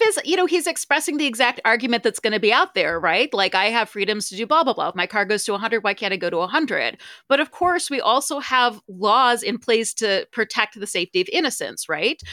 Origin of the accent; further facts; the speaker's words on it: Ohio, United States; now in Las Vegas, United States; I am from Ohio